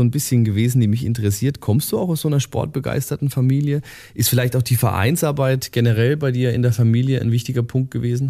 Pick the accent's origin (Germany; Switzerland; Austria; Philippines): Germany; Estenfeld, Bavaria; Estenfeld, wo ich herkomme, ist noch ein bisschen größer als Distelhausen